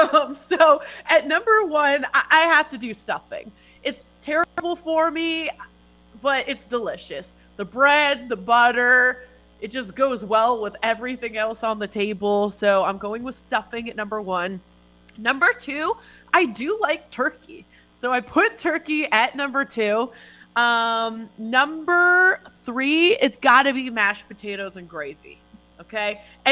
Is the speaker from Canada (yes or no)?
yes; Canada; Blame me for being Canadian.